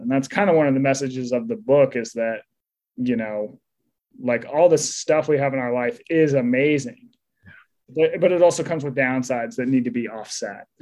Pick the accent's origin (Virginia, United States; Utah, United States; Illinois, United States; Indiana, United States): Utah, United States; moved away; I grew up in Utah